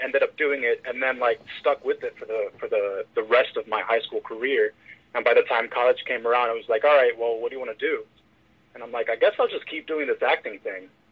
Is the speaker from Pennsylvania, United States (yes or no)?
yes; Philadelphia, Pennsylvania, United States; I was born in Philadelphia, PA